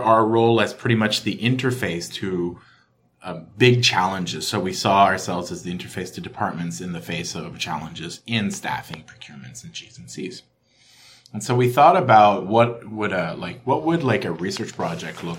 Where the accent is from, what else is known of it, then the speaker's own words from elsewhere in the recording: Ottawa, Ontario, Canada; I'm from Ottawa